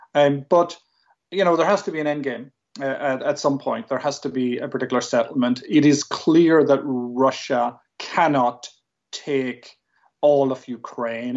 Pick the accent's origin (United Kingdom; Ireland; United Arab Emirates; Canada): Ireland; I'm Irish. I'm speaking English.